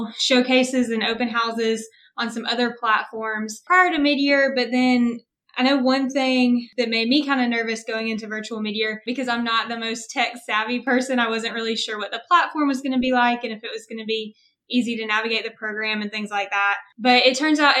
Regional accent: Huntsville, Alabama, United States; also born or lived in Birmingham, Alabama; I am from Huntsville, Alabama

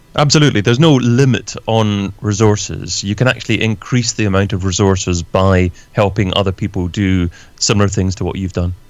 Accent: Scotland, United Kingdom; now in London, United Kingdom; I'm originally from Scotland, but I'm based in London myself, in the UK as well

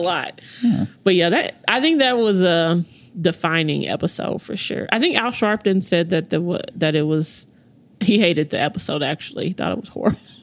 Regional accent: United States; grew up um, on the east side.

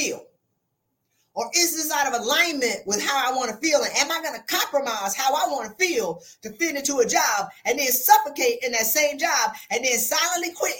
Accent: South Carolina, United States; I'm from South Carolina

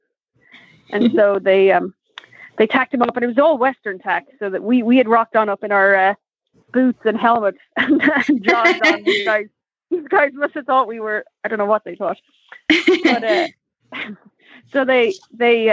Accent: Dublin, Leinster, Ireland; moved away as an adult; also born or lived in Kentucky; now in United States; So I'm from Ireland. I was born and raised in Dublin.

